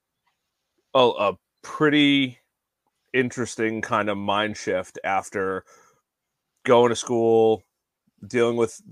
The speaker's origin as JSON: {"language": "English", "area": "Long Island", "region": "New York", "country": "United States", "tie": "born or raised there", "moved": "as an adult", "lives_now": "Belmont, United States", "said": "Originally born and raised on Long Island, recently moved down to a little town called Belmont, North Carolina."}